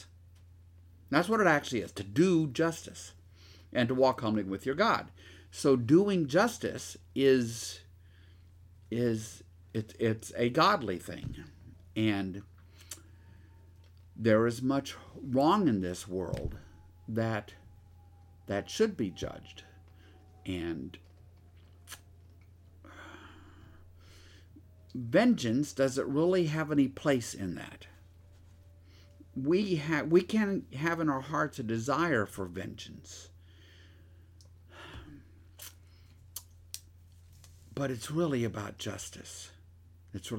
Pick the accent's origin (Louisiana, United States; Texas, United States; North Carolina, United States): Louisiana, United States; Shreveport; also born or lived in Minden, Louisiana; I grew up in one world, and in Shreveport and Minden and other parts of Louisiana